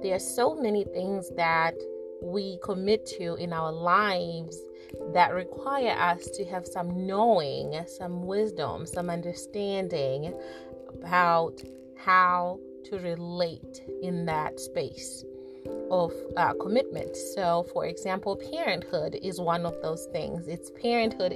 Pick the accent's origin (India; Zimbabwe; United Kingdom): Zimbabwe; also born or lived in America; now in United States; Growing up in Zimbabwe, we had traditions